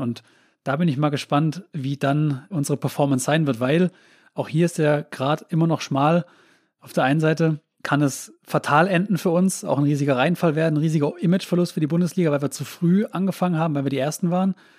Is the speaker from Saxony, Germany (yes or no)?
no; Künzelsau, Baden-Württemberg, Germany; ich komme doch aus Künzelsau, deswegen weiß ich das und habe auch lange Zeit in der Eberhard Ginger äh, Sporthalle Fußballturniere abge Ach, abgehalten